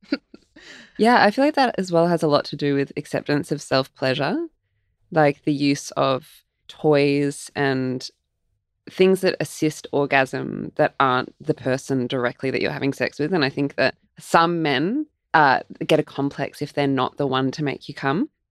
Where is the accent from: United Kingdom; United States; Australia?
Australia; Melbourne, Victoria; when I was growing up in Melbourne as like a 20 something year old